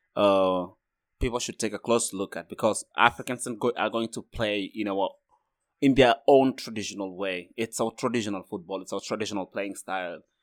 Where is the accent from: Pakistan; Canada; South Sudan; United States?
South Sudan; now in Freiburg, Germany; I'm from South Sudan.